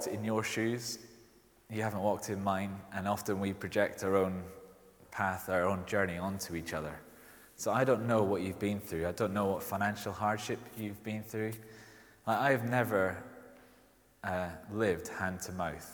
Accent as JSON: {"language": "English", "region": "Scotland", "country": "United Kingdom", "accent": "Scottish", "said": "you might have heard from my accent, I'm Scottish. It doesn't really come out that strong"}